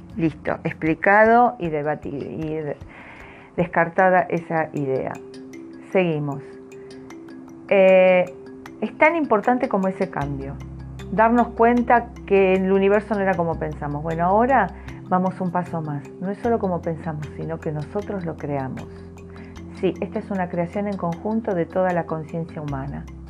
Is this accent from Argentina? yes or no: yes; Argentina; los que somos argentinos